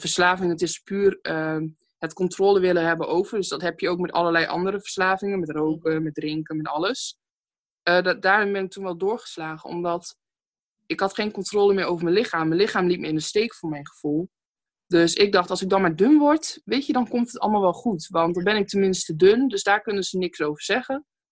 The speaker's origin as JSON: {"language": "Dutch", "town": "Stadskanaal", "region": "Groningen", "country": "Netherlands", "tie": "born or raised there", "said": "ik kom uit Stadskanaal, geboren en getogen. Stadskanaal is een heel klein dorpje ergens in Groningen"}